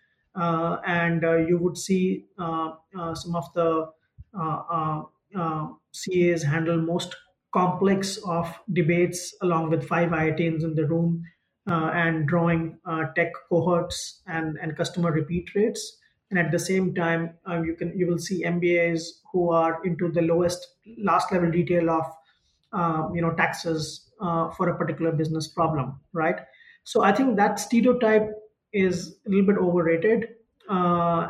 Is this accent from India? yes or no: yes; Ludhiana, Punjab, India; moved away as an adult; also born or lived in United States; I come from Ludhiana, and most of my CA friends and colleagues were back in Ludhiana.